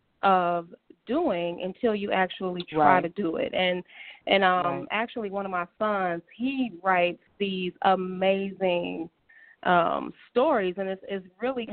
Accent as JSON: {"language": "English", "town": "Inkster", "region": "Michigan", "country": "United States", "tie": "born or raised there", "lives_now": "Detroit, United States", "said": "born and raised in Inkster, Michigan, and I'm currently residing, you know, in Detroit, Michigan, with my family"}